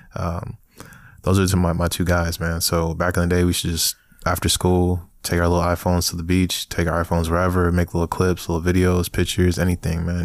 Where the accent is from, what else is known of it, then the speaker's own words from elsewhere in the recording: New York City, New York, United States; now in Chicago, United States; I was born in Brooklyn. So, man, nineteen ninety-six, you know, got throwed up, you know, nineties baby out here, um, came out of Brooklyn, Flatbush